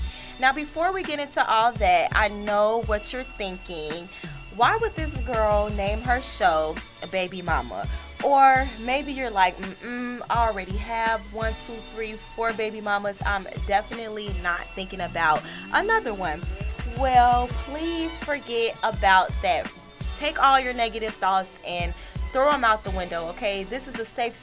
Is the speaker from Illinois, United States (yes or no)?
yes; Chicago, Illinois, United States